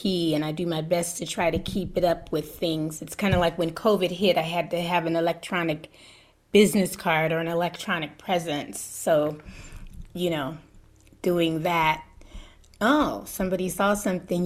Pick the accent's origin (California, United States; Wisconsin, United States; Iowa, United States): California, United States; Berkeley; moved away as an adult; now in Joshua Tree, United States; I grew up in Berkeley from the time I was 6 months old till I was about 18.